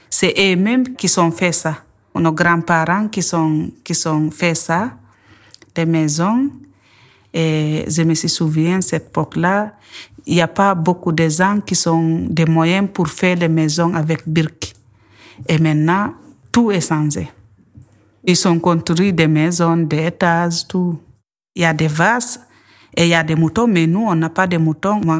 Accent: Guinea; où je suis grandi, au village, en Guinée. J'ai grandi avec ma grand-mère.

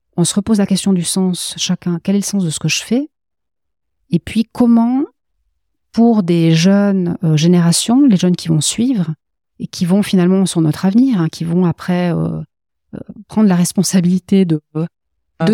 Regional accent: Valais, Switzerland; je suis valaisanne d'origine, donc aussi très ancrée dans le dans la terre et dans le sol

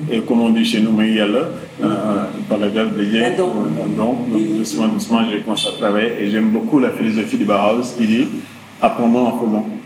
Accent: Dakar, Senegal; J'ai grandi ici à la Médina, à Soumédium.

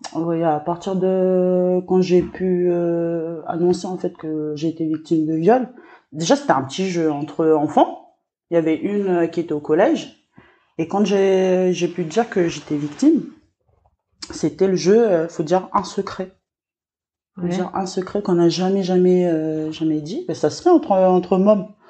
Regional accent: Lifou, Loyalty Islands Province, New Caledonia; je suis originaire de l'île

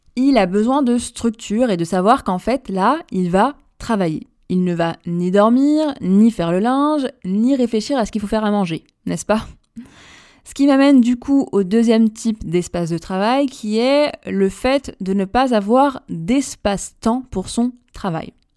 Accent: Paris, Île-de-France, France; je suis Parisienne également

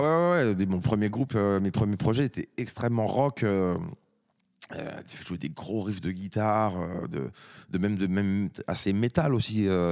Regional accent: France; en tant que Français

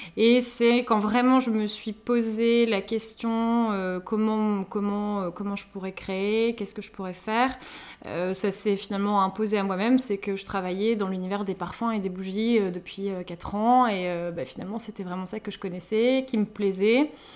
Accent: Lille, Hauts-de-France, France; moved away as an adult; now in Paris, France; on est toutes les deux originaires du Nord, donc on est sœurs, hein, donc voilà, nous avons grandi ensemble.

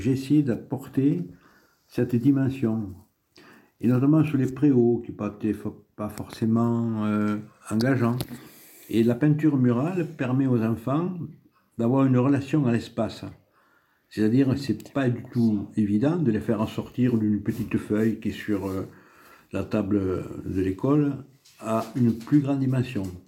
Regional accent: Comminges, Occitania, France; also born or lived in Tarbes; Mes origines sont essentiellement rurales. Je suis né dans le Comminges, à 150 mètres de la Garonne

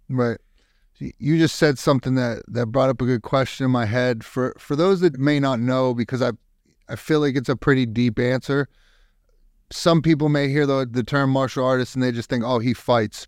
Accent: Youngstown, Ohio, United States; now in Texas, United States; I'm from up north. I'm from Young, Youngstown, Ohio

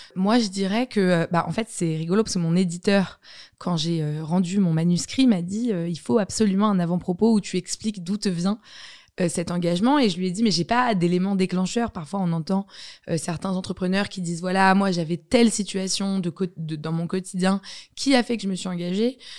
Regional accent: Paris, Île-de-France, France; j'ai grandi dans Paris Intramuros et je considère que c'est une grande chance

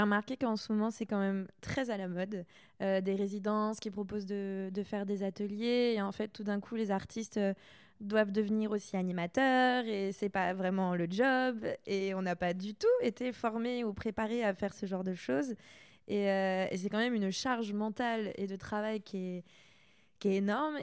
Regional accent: Saint-Malo, Brittany, France; moved away; je suis bretonne aussi

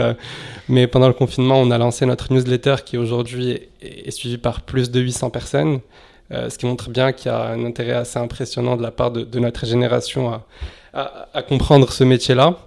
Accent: Casablanca, Casablanca-Settat, Morocco; moved away as an adult; also born or lived in Lyon, France; now in France; j'ai grandi à Casablanca, au Maroc, où, où j'ai fait mon lycée euh, là-bas, au lycée Lyoté. je suis arrivé ensuite en France à, l'âge de 18 ans

